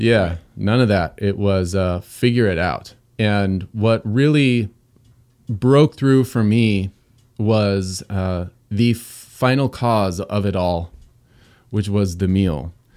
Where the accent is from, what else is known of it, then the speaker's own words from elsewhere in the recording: Southern California, United States; moved away; also born or lived in Pacific Northwest; I grew up in Southern California, suburbia